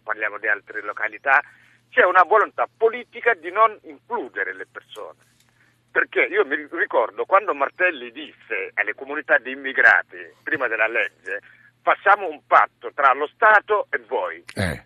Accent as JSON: {"language": "Italian", "country": "Senegal", "tie": "born or raised there", "moved": "yes", "lives_now": "Viterbo, Italy", "said": "Sono nato in Senegal, eh, sono venuti qua quasi 30 anni fa"}